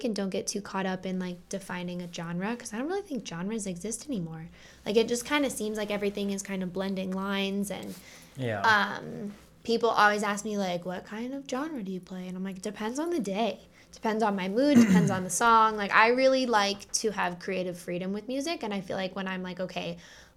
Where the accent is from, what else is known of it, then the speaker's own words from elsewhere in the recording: Denver, Colorado, United States; growing up in Denver